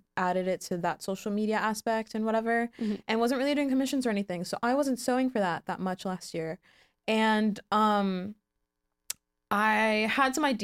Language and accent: English; Montauk, New York, United States; Montauk, which is my hometown